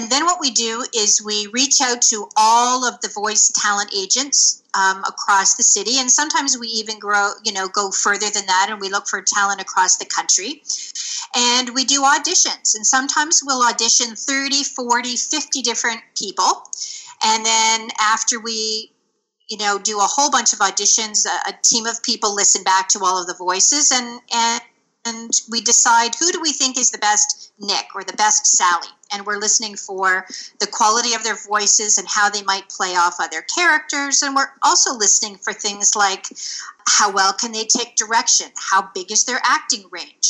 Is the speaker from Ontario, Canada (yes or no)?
yes; small town north of Toronto, Ontario, Canada; now in Toronto, Canada; I grew up in a small town north of Toronto, which is a city in Ontario, Canada